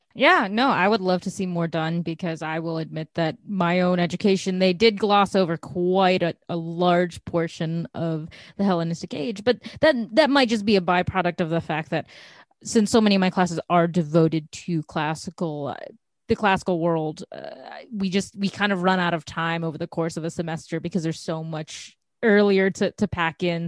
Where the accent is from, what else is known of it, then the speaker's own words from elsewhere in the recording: Chicago, Illinois, United States; I'm from Chicago